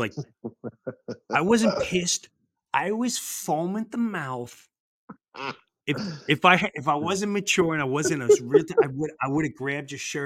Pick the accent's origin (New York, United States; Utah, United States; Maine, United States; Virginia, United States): New York, United States; I'm from the East Coast